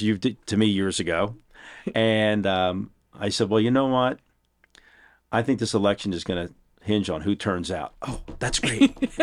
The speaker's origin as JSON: {"language": "English", "town": "Philadelphia", "region": "Pennsylvania", "country": "United States", "tie": "born or raised there", "moved": "as an adult", "lives_now": "Texas, United States", "said": "I'm from Philadelphia, Pennsylvania."}